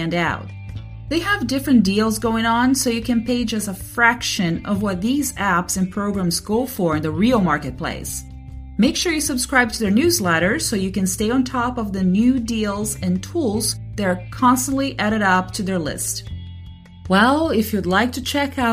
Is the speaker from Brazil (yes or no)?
yes; Brazil; I'm from Brazil